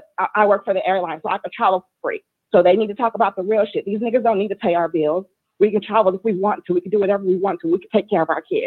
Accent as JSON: {"language": "English", "area": "the Bay Area", "region": "California", "country": "United States", "said": "I'm from the Bay."}